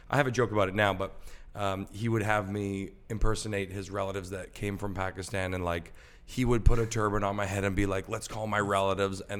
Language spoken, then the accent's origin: English; Richmond Hill, Ontario, Canada; Richmond Hill. Cool. But it was like a cul-de-sac kind of deal.